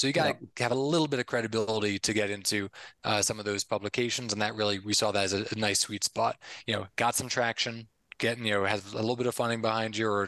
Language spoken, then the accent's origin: English; Connecticut, United States; moved away as an adult; also born or lived in Philadelphia, United States; now in Medellin, Colombia; born and raised in Connecticut, went to school in Philly.